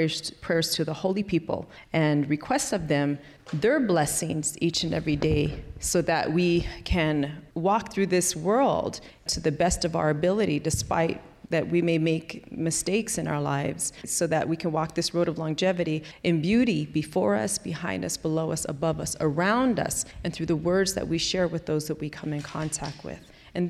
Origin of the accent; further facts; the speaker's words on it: Diné, Navajo Nation, United States; first language Navajo; English is a second language; So I grew up speaking Navajo as my first language.